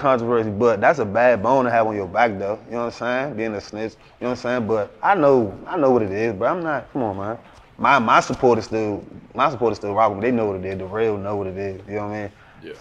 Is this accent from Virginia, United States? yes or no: yes; Woodbridge, Virginia, United States; also born or lived in Maryland; I'm from Woodbridge